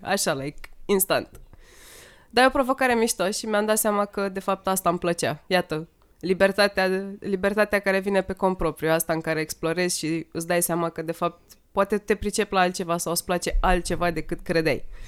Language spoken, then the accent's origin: Romanian; Sighetu Marmației, Maramureș County, Romania; am crescut în Sighetul Marmației